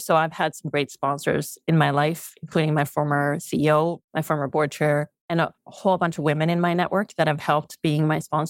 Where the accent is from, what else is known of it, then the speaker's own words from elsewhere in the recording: Sweden; English is a second language; now in Canada; So let's start with, when I came to Canada from Sweden, I had never ever thought male versus female.